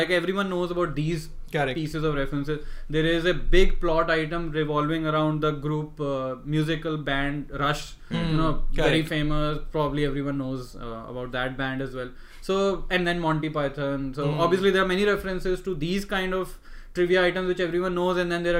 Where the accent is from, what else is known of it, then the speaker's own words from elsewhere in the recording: India; in India we know about many of these references.